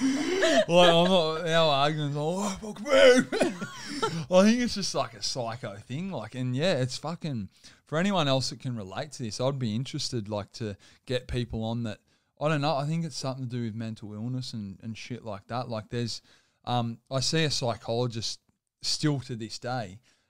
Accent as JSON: {"language": "English", "town": "Campbelltown", "region": "New South Wales", "country": "Australia", "tie": "born or raised there", "said": "I grew up in Campbelltown."}